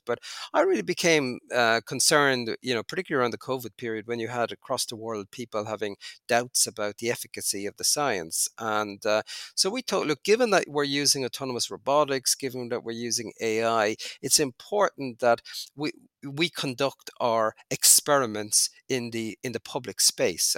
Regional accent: Cork, Munster, Ireland; moved away as an adult; also born or lived in Canada; now in United Arab Emirates; I grew up in Cork in Ireland, very far south of Ireland

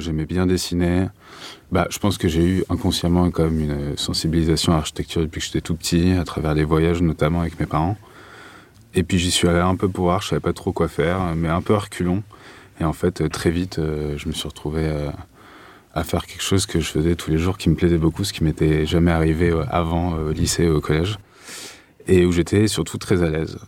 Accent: Paris, Île-de-France, France; je suis parisien. Donc, euh, je suis parti, mais je suis revenu

